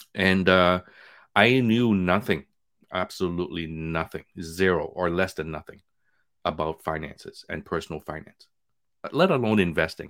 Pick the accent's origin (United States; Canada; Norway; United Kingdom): Canada; Montreal, Quebec; moved away as an adult; also born or lived in Vietnam; now in Toronto, Canada; We grew up in Montreal with nothing.